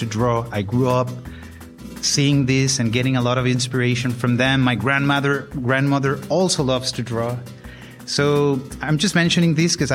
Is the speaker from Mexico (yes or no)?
yes; Guadalajara, Jalisco, Mexico; moved away as an adult; I was born and raised in Guadalajara, Jalisco